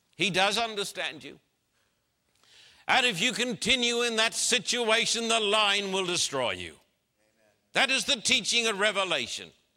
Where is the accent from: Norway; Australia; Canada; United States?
Australia; Brisbane, Queensland; my hometown in Brisbane, Queensland, Australia